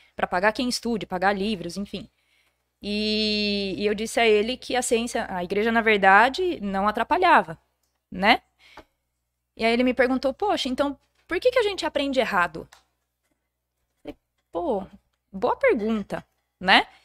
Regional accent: Jundiaí, São Paulo, Brazil; sou daqui de Jundiaí mesmo

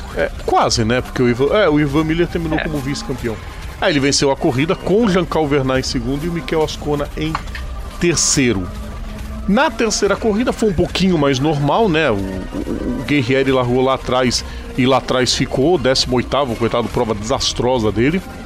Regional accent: Brazil; Nós somos brasileiros

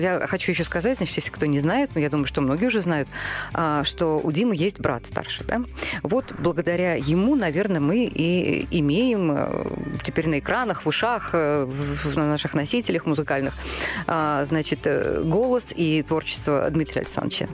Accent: Saratov, Saratov Oblast, Russia; moved away; я бы человек провинциальный, да, я из Саратова

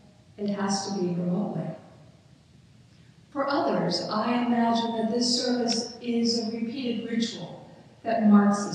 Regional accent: United States; As an American

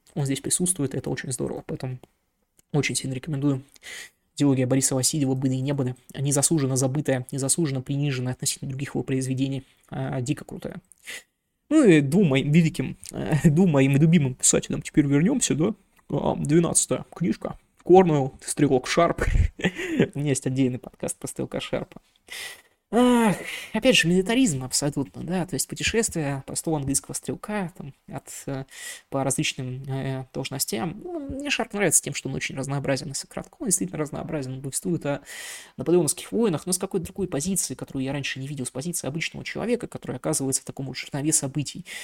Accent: Irkutsk, Irkutsk Oblast, Russia; я из Иркутска

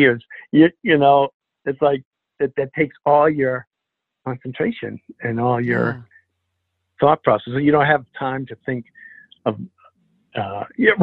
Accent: Alna, Maine, United States; also born or lived in Rockland, Maine; I grew up in Alna, which is 300 people, in Rockland, which is a small town in Maine

